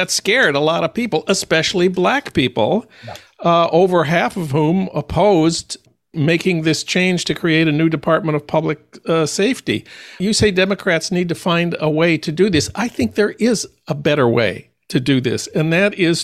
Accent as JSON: {"language": "English", "town": "St. Paul", "region": "Minnesota", "country": "United States", "tie": "born or raised there", "said": "my hometown of St. Paul."}